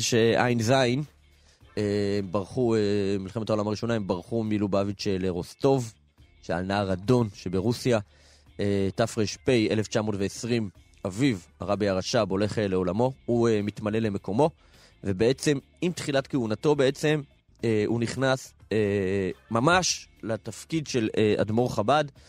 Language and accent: Hebrew; Minsk, Belarus; also born or lived in Kfar Chabad; now in Israel; בילדותי היינו במילסק